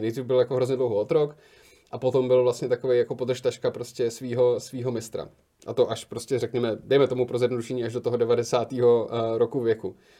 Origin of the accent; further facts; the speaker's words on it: Liberec, Liberec Region, Czechia; moved away; já jsem z Liberce původně, tak jsme šli do libereckého kina Varšava